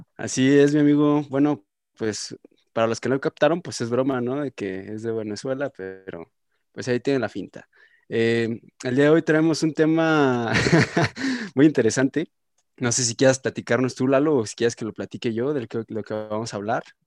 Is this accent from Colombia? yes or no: no; Irapuato, Guanajuato, Mexico; moved away as an adult; Yo soy de Irapuato, está 30 minutos, una hora